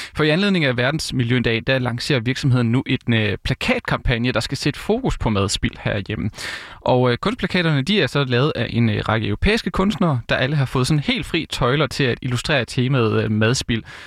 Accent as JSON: {"language": "Danish", "town": "Vejle", "region": "Southern Denmark", "country": "Denmark", "also_born_or_lived": "Odense", "moved": "as an adult", "said": "Jeg er jo fra Vejle og har også læst i Vejle"}